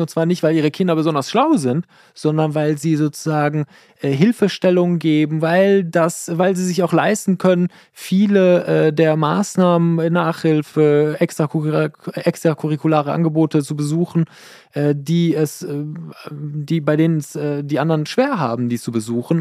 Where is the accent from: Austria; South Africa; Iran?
Iran; now in Germany; Ich bin im Iran geboren, meine Frau ist in äh, Münster geboren